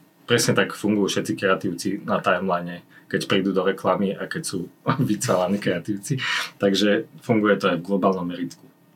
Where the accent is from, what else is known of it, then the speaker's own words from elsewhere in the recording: Slovakia; som Slovák